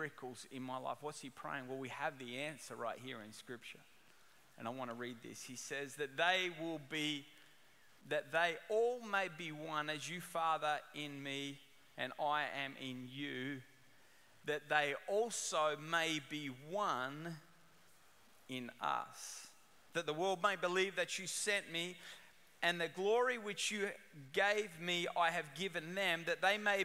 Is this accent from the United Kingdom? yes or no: no; Australia; moved away as an adult; now in Orange County, United States; I'm originally from Australia, and I migrated to Orange County almost 10 years ago, 9 years ago now, and I brought my accent with me